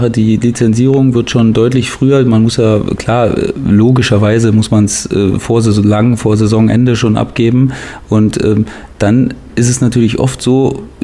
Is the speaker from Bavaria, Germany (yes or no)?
yes; Würzburg, Bavaria, Germany; als Würzburger ja, ja, genau, Kickers auch genau.